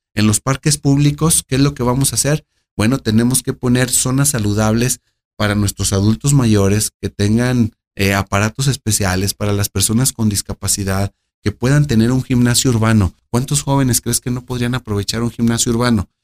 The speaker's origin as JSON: {"language": "Spanish", "region": "Aguascalientes", "country": "Mexico", "tie": "born or raised there", "said": "Nací en Aguascalientes, crecí en Aguascalientes, entre el campo y en la ciudad"}